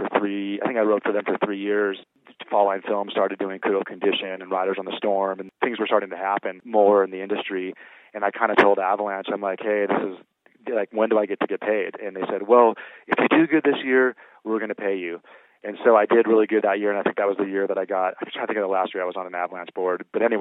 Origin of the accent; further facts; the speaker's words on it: San Diego, California, United States; moved away; My brother and I grew up as like surfer rats down in San Diego